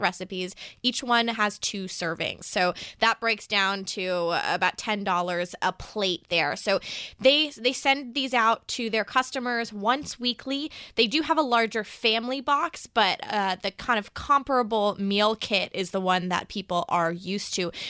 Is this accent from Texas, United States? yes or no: yes; Texas, United States; my home state of Texas